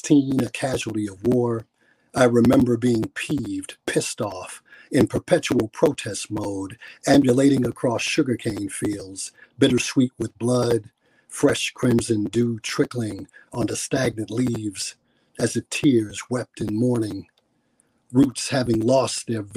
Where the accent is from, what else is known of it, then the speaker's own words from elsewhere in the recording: Milwaukee, Wisconsin, United States; I am from Milwaukee, Wisconsin.